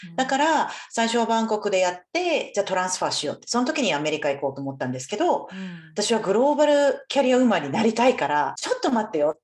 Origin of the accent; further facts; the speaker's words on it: Japan; moved away as an adult; also born or lived in United States / Taiwan / Bangkok, Thailand / United Kingdom; now in Brisbane, Australia; 私は日本でほぼ育っていたんですけれども母が台湾出身なので